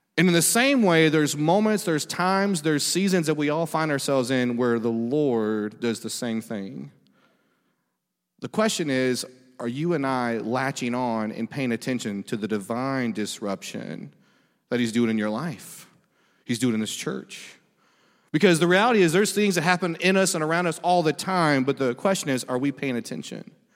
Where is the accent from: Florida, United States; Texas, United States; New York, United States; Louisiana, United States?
Louisiana, United States; Monroe; I'm from Louisiana, but Monroe.